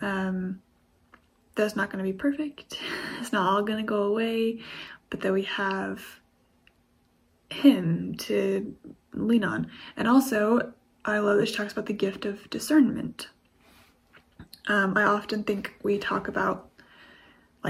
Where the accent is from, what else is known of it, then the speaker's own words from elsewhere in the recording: United States; I'm from the States